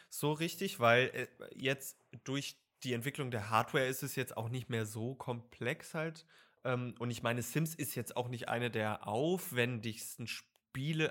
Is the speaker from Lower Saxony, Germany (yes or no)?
yes; Lower Saxony, Germany; ich komme aus Niedersachsen